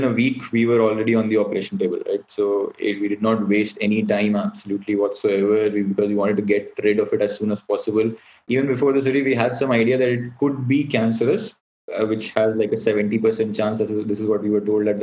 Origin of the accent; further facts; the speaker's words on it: Allahabad, Uttar Pradesh, India; now in Delhi, India; we are originally from Allahabad. Right now we are all living in Delhi